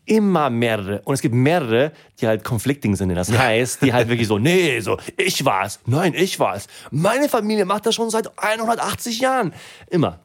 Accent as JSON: {"language": "German", "country": "Germany", "tie": "born or raised there", "also_born_or_lived": "Sweden", "said": "Und ich bin in Deutschland aufgewachsen"}